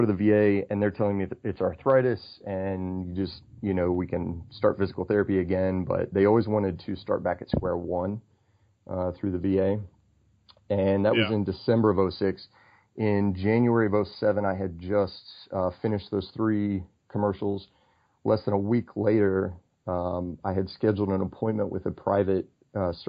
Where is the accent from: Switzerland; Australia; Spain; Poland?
Australia; moved away; also born or lived in Houston / Cincinnati / Wyoming; I spent 8 years growing up in Australia